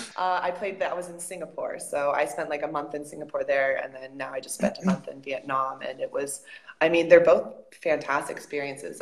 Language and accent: English; United States; moved away as an adult; also born or lived in Spain; I said I was from America, or even when I didn't, and they heard my accent